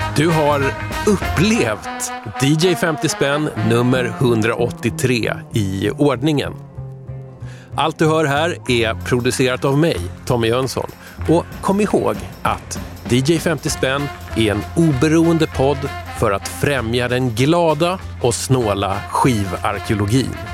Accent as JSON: {"language": "Swedish", "town": "Tyresö", "region": "Stockholm County", "country": "Sweden", "tie": "born or raised there", "said": "Tyresö-feelingen där jag växte upp också"}